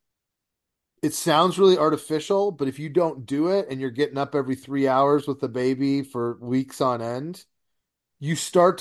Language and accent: English; Detroit, Michigan, United States; moved away; growing up in Detroit